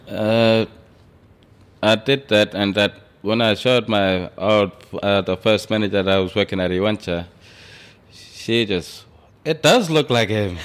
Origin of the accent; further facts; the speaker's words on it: Alice Springs, Northern Territory, Australia; also born or lived in Hermannsburg / Perth; now in Indulkana, Australia; where I'm originally from, Hemispeg and Alice Springs. I was born in Alice Springs